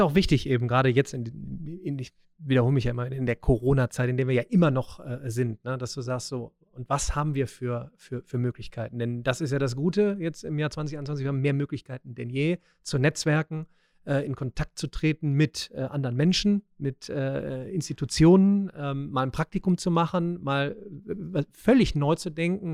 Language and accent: German; Remscheid, North Rhine-Westphalia, Germany; ich komme ja aus Remscheid, ja, der, der Weltstadt